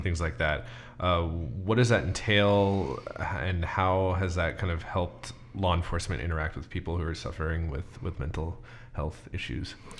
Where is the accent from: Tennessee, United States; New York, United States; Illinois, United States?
New York, United States; now in Everett, United States; me as a New Yorker